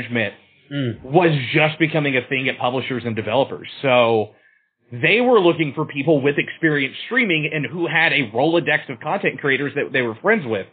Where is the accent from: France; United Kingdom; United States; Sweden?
United States; Austin, Texas; also born or lived in Los Angeles; I left my hometown of Austin and I moved to Los Angeles